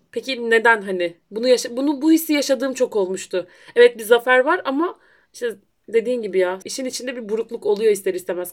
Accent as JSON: {"language": "Turkish", "region": "Black Sea Region", "country": "Turkey"}